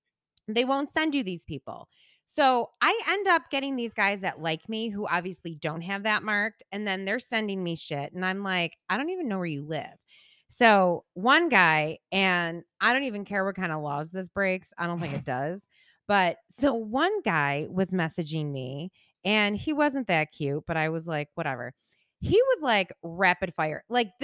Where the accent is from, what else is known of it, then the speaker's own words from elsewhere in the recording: Buffalo, New York, United States; now in Northport, United States; They live in the same house I grew up in Buffalo. I live in Northport.